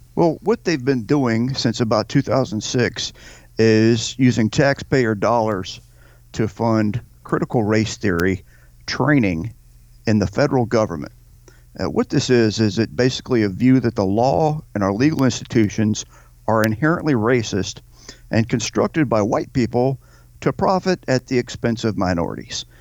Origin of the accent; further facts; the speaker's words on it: United States; I'm a Christian, I'm an American, and I'm a patriot